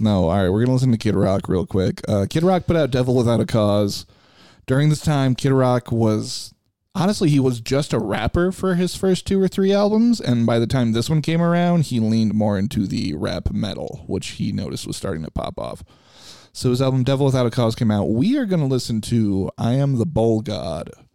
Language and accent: English; Chicago, Illinois, United States; for me growing up in Chicago, it was all about Sammy Sosa